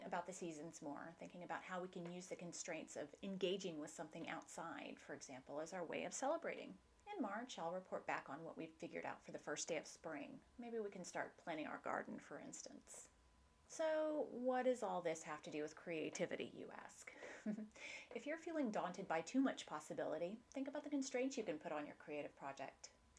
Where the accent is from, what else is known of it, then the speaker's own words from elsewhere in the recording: Houston, Texas, United States; also born or lived in Dallas; I grew up in Houston, and as an adult, I moved to Dallas